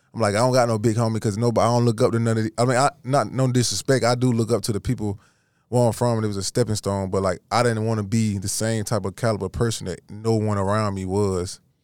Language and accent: English; Georgia, United States; I'm from Georgia